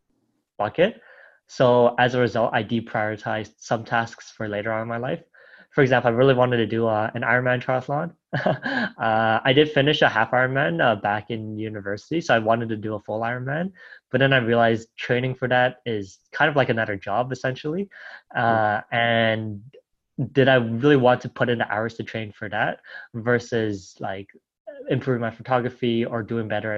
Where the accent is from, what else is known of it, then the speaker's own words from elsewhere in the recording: Toronto, Ontario, Canada; moved away as an adult; now in Dubai, United Arab Emirates; I grew up in Toronto